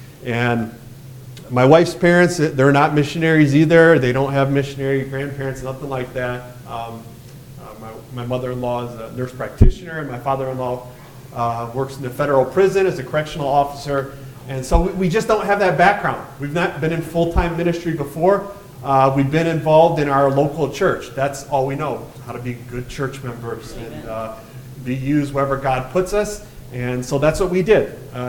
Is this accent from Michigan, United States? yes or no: yes; Michigan, United States; and I'm born and raised in Michigan.